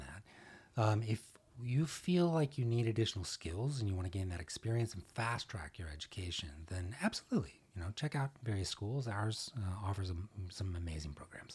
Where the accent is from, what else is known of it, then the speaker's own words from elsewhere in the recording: Arlington, Texas, United States; also born or lived in Dallas, Texas; I was born in Dallas, in Oak Cliff, and, uh, lived here for a number of years, and, uh, then grew up in Arlington